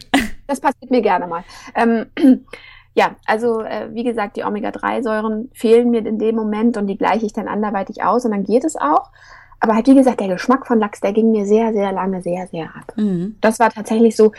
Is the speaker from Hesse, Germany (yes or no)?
yes; Hesse, Germany; Ich komme auch aus Hessen